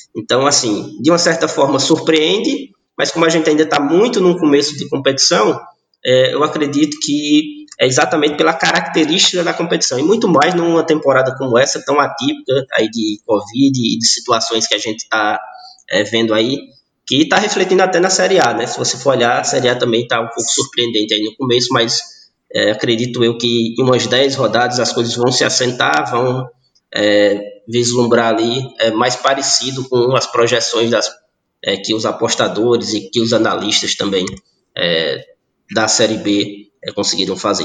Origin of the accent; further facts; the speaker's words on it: Fortaleza, Ceará, Brazil; now in Barbalha, Brazil; eu sou natural de Fortaleza, moro no interior do Ceará, na cidade chamada Barbalha